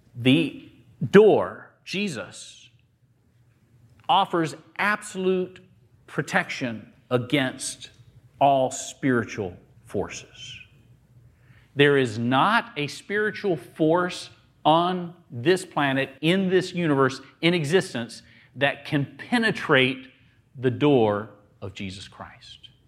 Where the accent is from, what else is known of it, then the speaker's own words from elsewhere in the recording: the South, United States; I grew up in the South